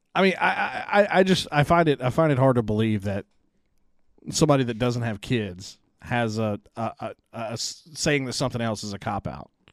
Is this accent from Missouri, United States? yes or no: no; Rocky Branch, Louisiana, United States; also born or lived in Columbia; I grew up, uh, I was born in Rocky Branch, Louisiana, where I live now